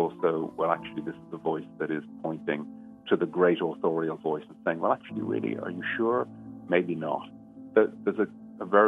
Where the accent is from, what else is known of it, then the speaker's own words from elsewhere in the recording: Dublin, Leinster, Ireland; moved away as an adult; now in England; born in Dublin and I moved to England about 20 years ago.